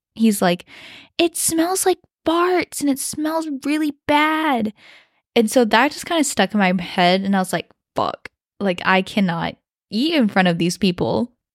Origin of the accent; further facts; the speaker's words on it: West Lafayette, Indiana, United States; accent: Midwest twang; first language Mandarin; I grew up uh, in West Lafayette, Indiana, because my dad was studying at Purdue University